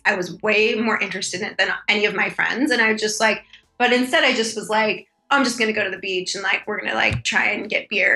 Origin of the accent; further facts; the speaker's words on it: San Diego, California, United States; I grew up in San Diego